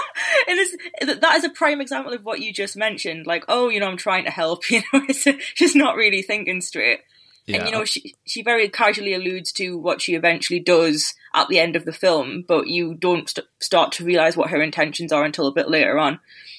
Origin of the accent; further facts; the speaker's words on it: United Kingdom; So, you know, both of us being Brit, we have no idea what we're talking about, right?